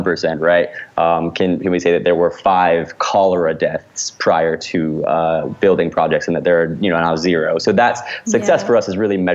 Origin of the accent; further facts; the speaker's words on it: Indiana, United States; moved away as an adult; now in Los Angeles, United States; originally, I grew up in Indiana